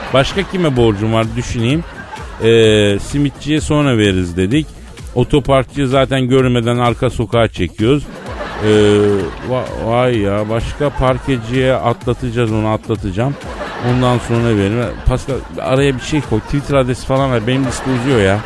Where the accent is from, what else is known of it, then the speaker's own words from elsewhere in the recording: Turkey; ben doğma büyüme buralıyım